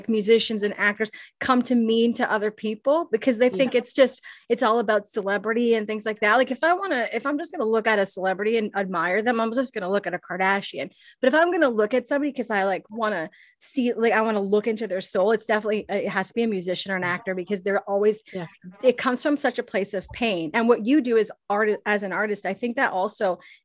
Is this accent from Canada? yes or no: yes; Toronto, Ontario, Canada; I'm from Toronto